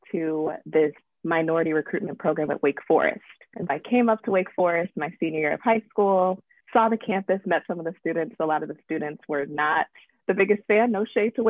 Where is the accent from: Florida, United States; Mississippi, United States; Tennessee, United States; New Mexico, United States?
Tennessee, United States; Memphis; I am originally from Memphis, Tennessee, born and raised. I'm a Southern girl